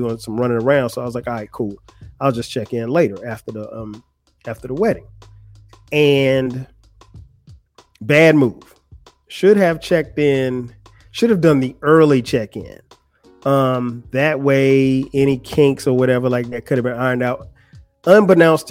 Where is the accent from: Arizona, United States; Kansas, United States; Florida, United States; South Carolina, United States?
South Carolina, United States; Florence; moved away; Florence, my hometown